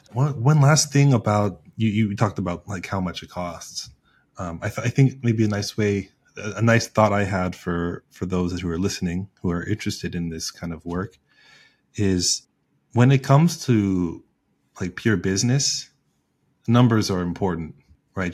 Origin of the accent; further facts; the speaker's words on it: United States; I'm an American